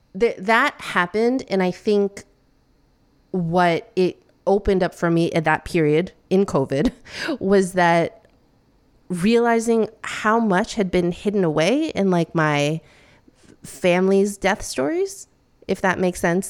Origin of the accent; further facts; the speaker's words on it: Midwest, United States; now in New York City, United States; I'm the first person in my family to be born in the States. Um, and I grew up in the Midwest